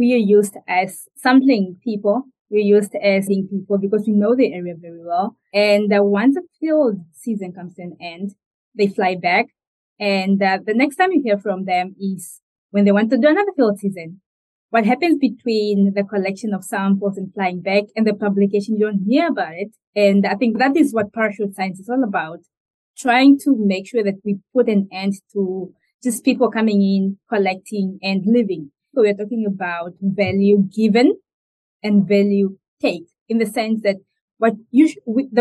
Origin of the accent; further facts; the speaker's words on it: northern Namibia, Namibia; moved away as an adult; now in Dublin, Ireland; I'm from the northern part of Namibia where we usually don't have rocks.